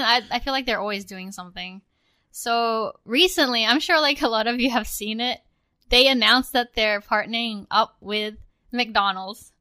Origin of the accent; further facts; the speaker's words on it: Australia; now in United States; when I was growing up in Australia